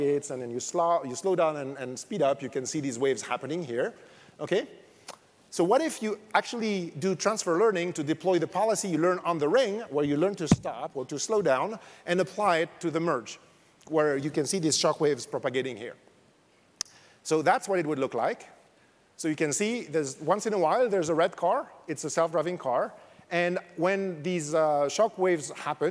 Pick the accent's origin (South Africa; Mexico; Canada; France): France; accent: French; English is a second language; moved away; You probably noticed from my accent, I'm French